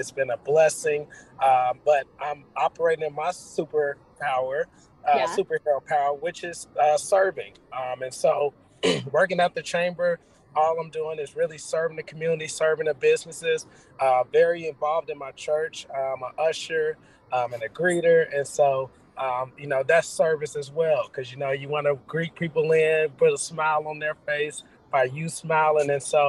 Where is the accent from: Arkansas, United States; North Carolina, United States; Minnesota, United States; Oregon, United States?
Arkansas, United States; Little Rock; now in Houston, United States; I'm from Little Rock, Arkansas, played basketball in college, Division I. Not really that tall, but hey, I still played. And so I relocated to Houston.